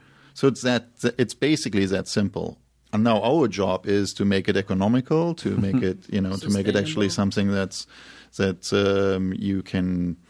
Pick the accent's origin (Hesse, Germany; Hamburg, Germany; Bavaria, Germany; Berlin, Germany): Berlin, Germany; born there; I was born in Berlin